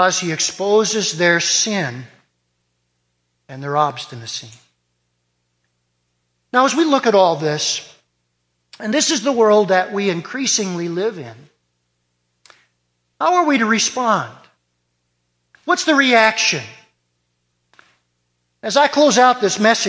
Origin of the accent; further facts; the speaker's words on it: Detroit, Michigan, United States; I was born in Detroit